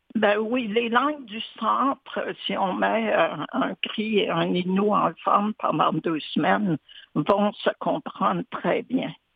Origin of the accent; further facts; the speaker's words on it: New Richmond, Quebec, Canada; au port de New Richmond, mon village.